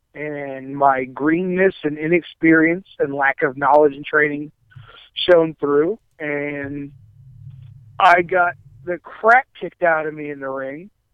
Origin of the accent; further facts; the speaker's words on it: Akron, Ohio, United States; I grew up in Akron, Ohio area